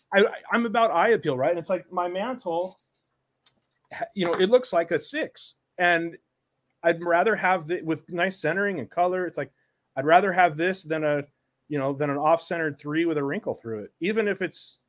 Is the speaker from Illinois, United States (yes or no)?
no; Seattle, Washington, United States; I grew up in Seattle.